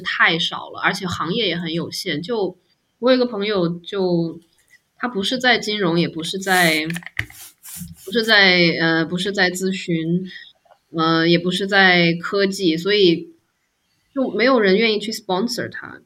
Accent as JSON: {"language": "Chinese", "country": "China", "moved": "yes", "said": "我是中国人"}